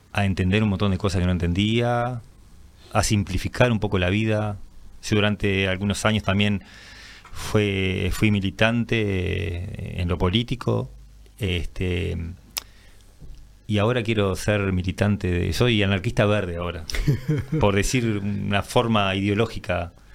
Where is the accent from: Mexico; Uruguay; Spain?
Uruguay; Minas, Lavalleja; moved away as an adult; now in José Pedro Varela, Uruguay; yo soy oriundo de Minas, pero hace unos 20 y pico de años que vivo ahí en José Provarela